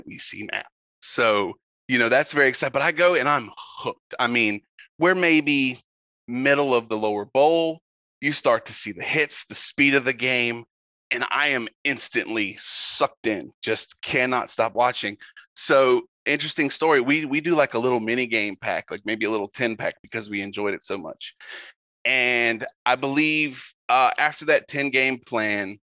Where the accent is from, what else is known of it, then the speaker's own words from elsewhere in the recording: North Carolina, United States; I'm originally from North Carolina, but my family is all from upstate New York